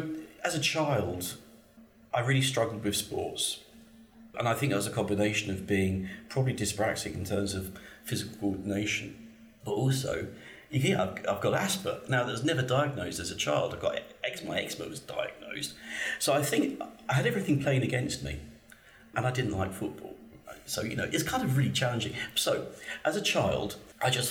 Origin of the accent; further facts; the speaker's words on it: Gravesend, South East England, United Kingdom; accent: posh; I was born in Gravesend